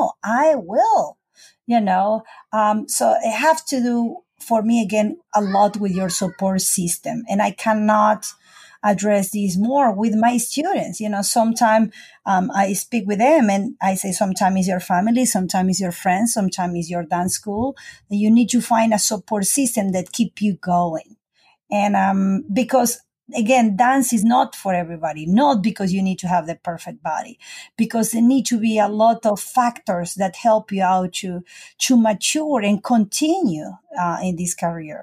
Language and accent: English; Argentina; moved away as an adult; now in United States; I'm South American